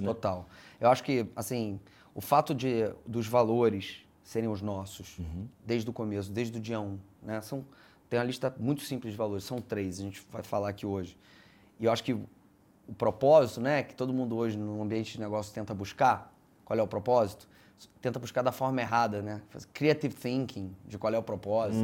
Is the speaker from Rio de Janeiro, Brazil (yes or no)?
yes; Rio de Janeiro, Brazil; eu estudei em escola judaica né, a vida toda, estudei no Liesing, que é uma escola judaica no Rio, onde meus filhos estudam hoje